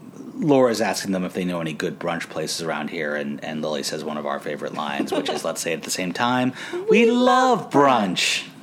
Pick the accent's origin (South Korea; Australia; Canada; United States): Canada; he used to play hockey, I'm Canadian, I can't help it.